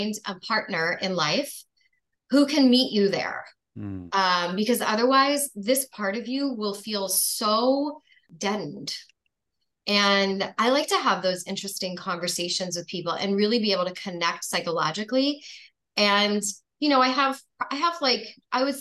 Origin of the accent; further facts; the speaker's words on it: New York, United States; I grew up in New York